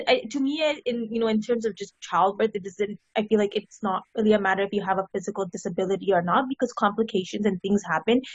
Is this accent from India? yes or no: yes; India; my family's Indian, so I'm from India.